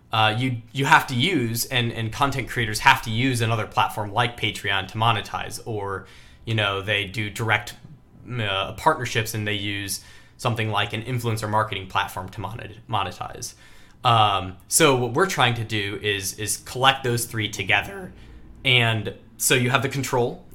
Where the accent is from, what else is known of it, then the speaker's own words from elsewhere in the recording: Michigan, United States; moved away as an adult; also born or lived in Texas; Mackinac Island Fudge, which is a very Michigan ice cream. Also happens to be where I was born and raised